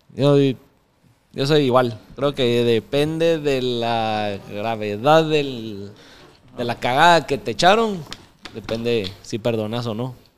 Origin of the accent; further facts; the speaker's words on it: Mixco, Guatemala Department, Guatemala; me crecí en zona 8, ahí en San Cristóbal.